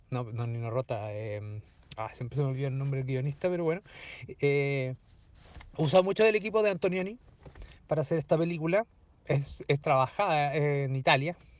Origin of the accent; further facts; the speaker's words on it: Talca, Maule, Chile; no soy de allá, soy más de Talca que Pichilemu